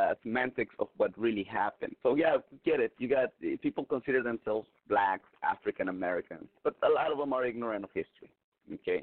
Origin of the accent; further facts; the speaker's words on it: southern Mexico, Mexico; moved away; I grew up in Mexico